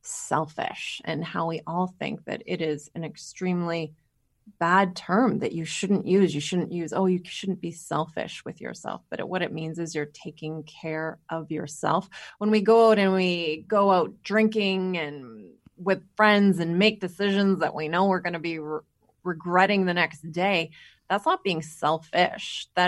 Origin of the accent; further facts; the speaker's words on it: Winnipeg, Manitoba, Canada; moved away as an adult; also born or lived in Calgary / California; I am from Winnipeg, Manitoba, which is where we live right now. But we kind of took about a 15, 16, 17 year journey where we went to Calgary, and then we were in California for about 12, 13 years of that. So we just moved home.